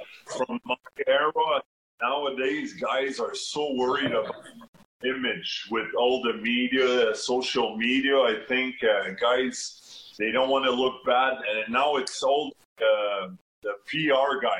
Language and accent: English; near Montreal, Quebec, Canada; born or raised there